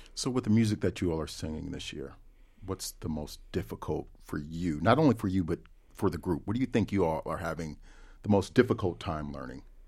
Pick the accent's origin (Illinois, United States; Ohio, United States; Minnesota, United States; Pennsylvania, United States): Ohio, United States; born or raised there